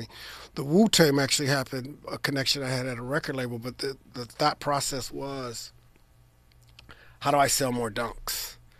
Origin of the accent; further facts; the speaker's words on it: Trenton, New Jersey, United States; born there; And I was born in Trenton, which is adjacent city.